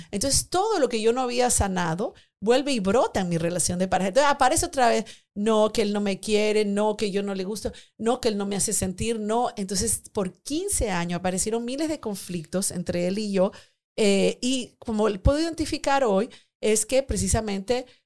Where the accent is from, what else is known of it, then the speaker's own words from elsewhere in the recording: Peru; also born or lived in Spain; Yo llegué de España, yo soy de Perú, pero viví 10 años en España